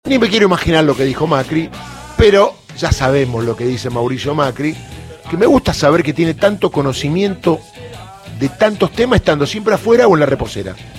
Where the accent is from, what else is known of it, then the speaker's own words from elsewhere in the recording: Córdoba, Argentina; yo soy cordobés